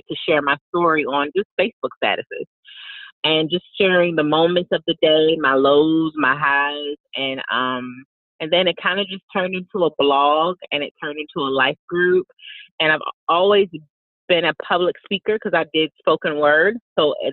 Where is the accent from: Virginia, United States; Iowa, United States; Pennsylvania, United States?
Virginia, United States; moved away as an adult; also born or lived in Texas; I ended up moving back to my hometown in Virginia